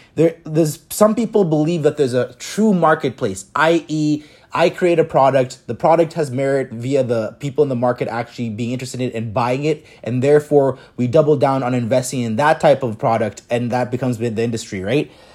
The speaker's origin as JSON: {"language": "English", "town": "Toronto", "region": "Ontario", "country": "Canada", "tie": "born or raised there", "said": "growing up in Toronto"}